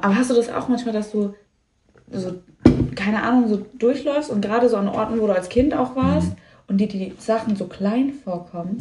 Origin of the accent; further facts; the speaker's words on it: Lower Franconia, Bavaria, Germany; moved away as an adult; ich bin auf dem Dorf aufgewachsen